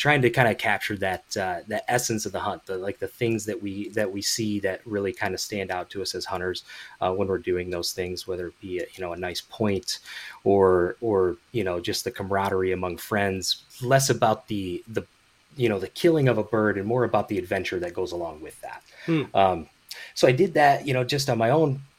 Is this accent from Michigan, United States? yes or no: yes; Grand Rapids area, Michigan, United States; moved away; I'm originally from the Midwest, Michigan specifically, Grand Rapids area, Big Rapids, kind of in that area.